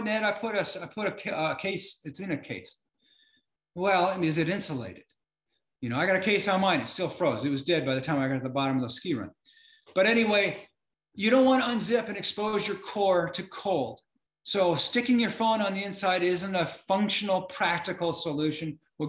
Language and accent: English; Florida, United States; now in Minnesota, United States; I live in Minnesota and it's all flat around here. I'm from Florida.